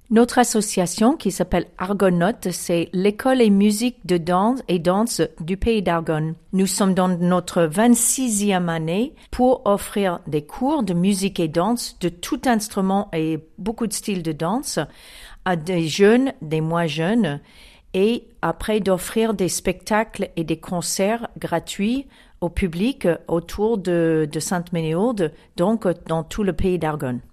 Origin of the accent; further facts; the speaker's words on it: Chicago, Illinois, United States; French is a second language; now in France; je viens de Chicago